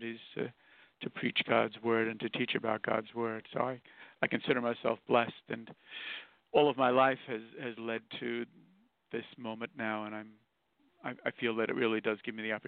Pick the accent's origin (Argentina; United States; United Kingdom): United States; New York City, New York; also born or lived in Queens, New York; I was born here in Brooklyn, New York, and Irish immigrant parents